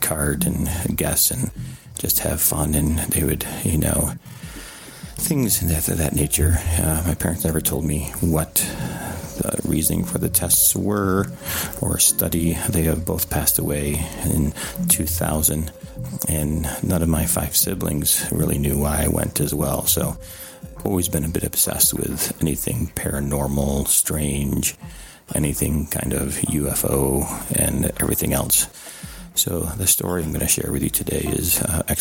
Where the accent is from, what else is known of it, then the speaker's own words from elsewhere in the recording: Rochester, New York, United States; now in Arlington, United States; I'm calling from Arlington, Virginia. I'm originally from Rochester, New York.